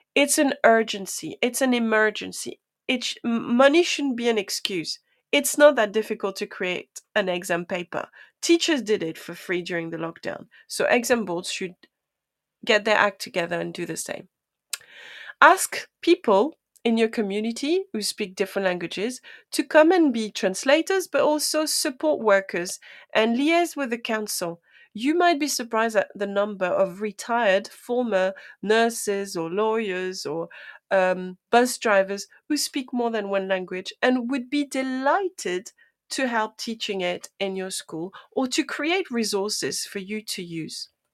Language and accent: English; France; first language French; English is a second language; now in United Kingdom; I am, um, French native speaker